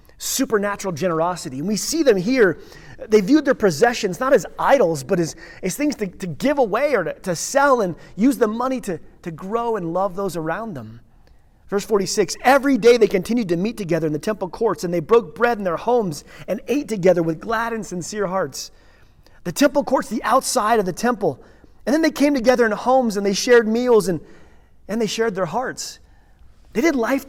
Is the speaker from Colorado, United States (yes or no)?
yes; Redstone, Colorado, United States; Pastor's kid growing up in Redstone